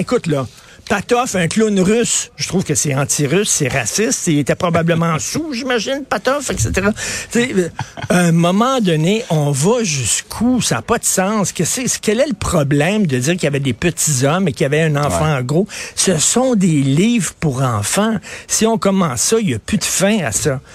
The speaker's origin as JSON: {"language": "French", "town": "Montreal", "region": "Quebec", "country": "Canada", "said": "quand j'étais jeune, dans les années 70, on était fiers de Montréal"}